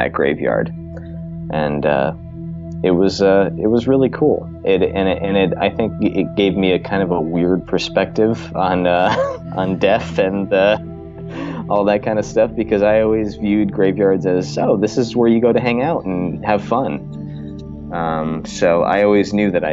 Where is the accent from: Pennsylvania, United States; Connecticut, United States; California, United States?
Connecticut, United States; Trumbull; I grew up in Trumbull, Connecticut